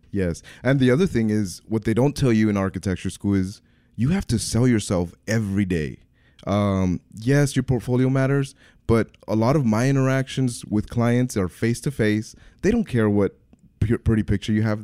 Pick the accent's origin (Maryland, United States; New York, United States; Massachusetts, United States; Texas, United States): Texas, United States; Brownsville; also born or lived in Nicaragua; I grew up in Brownsville. I'm originally from Nicaragua, so I'm the American immigrant story